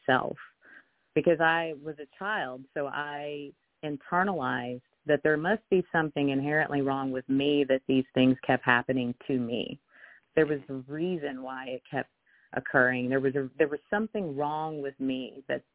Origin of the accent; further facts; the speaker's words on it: the South, United States; growing up in the South or growing up in the Bible Belt, I was raised Baptist